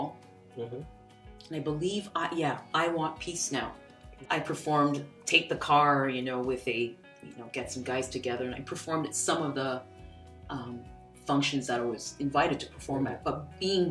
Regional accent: Edmonton, Alberta, Canada; I was born in the beautiful, icy flatlands of Alberta, Edmonton.

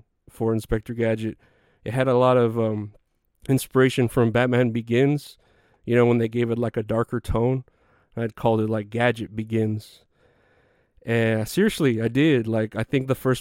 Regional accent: Texas, United States; I'm from Texas

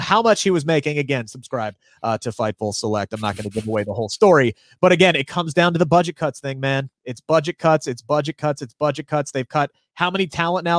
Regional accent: Cincinnati, Ohio, United States; I'm from Cincinnati

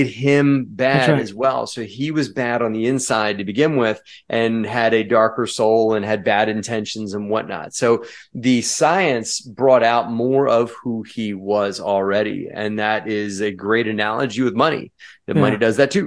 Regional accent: United States; I'm an American

